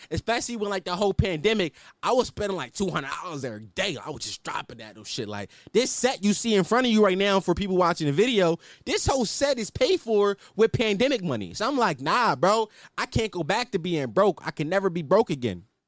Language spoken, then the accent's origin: English; Philadelphia, Pennsylvania, United States; I'm from Philadelphia, Pennsylvania, you know, two one five, uh, City of Brother Love, uh, West Stoke Lane to be exact, uptown